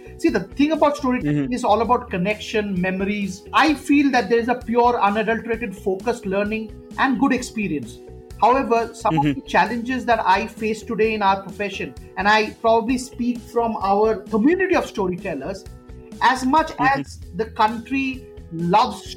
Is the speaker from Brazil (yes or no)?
no; Kolkata, West Bengal, India; moved away; I'm from Calcutta. I've grown up in a house where my father and mother were very ardent storytellers